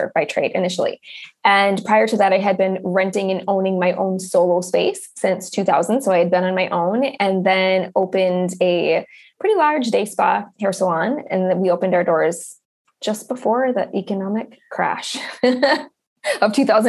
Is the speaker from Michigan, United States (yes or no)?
yes; Upper Michigan, United States; I grew up in Upper Michigan in a very small town, which is where I've circled back to and where I'm living again now.